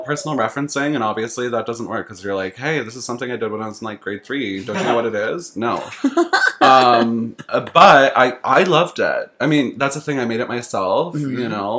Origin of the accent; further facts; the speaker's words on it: Saskatchewan, Canada; I come from Saskatchewan. We have a thing called bunny hugs.